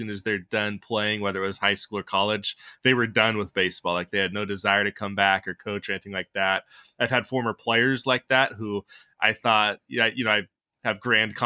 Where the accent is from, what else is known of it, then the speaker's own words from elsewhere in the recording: the Northwest, Pacific Northwest, United States; I'm from the Northwest